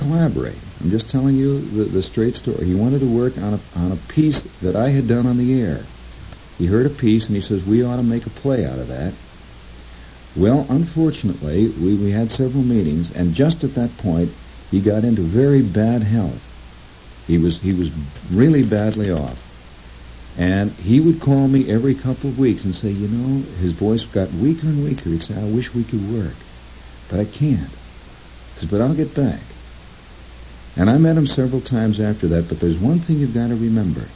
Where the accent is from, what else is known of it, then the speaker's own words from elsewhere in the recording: Middle West, Midwest, United States; moved away; I'm the bumpkin from the Middle West